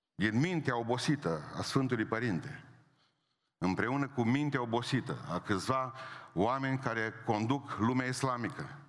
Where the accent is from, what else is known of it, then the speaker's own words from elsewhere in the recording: Transylvania, Romania; Eu sunt ardelean și mândru că sunt ardelean.